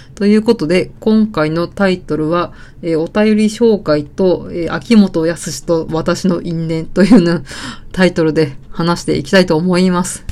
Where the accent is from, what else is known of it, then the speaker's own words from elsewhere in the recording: rural Saitama, Japan; 田舎、埼玉の田舎出身なんで